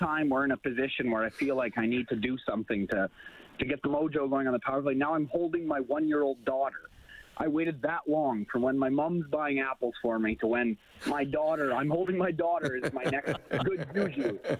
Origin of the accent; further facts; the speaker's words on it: Olds, Alberta, Canada; moved away as an adult; now in Edmonton, Canada; I'm 3 blocks north of Commonwealth, but I grew up in Olds, Alberta